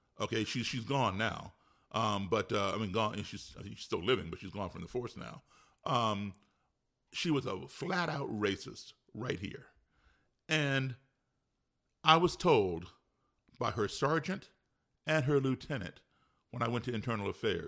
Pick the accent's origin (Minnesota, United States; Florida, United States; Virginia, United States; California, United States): Virginia, United States; We, like I'm from Virginia, but people do.